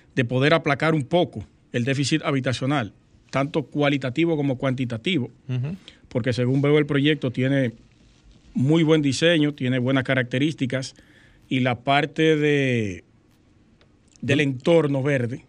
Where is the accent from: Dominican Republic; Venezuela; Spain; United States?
Dominican Republic; nosotros como dominicanos